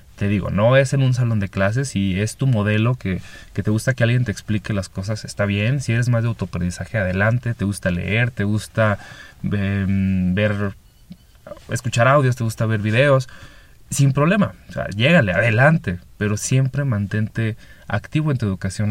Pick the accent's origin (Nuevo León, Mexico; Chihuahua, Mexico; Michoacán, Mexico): Chihuahua, Mexico; moved away as an adult; also born or lived in Mexico City / Pacific coast of Mexico; de mi ciudad natal, Chihuahua, me voy a Ciudad de México a vivir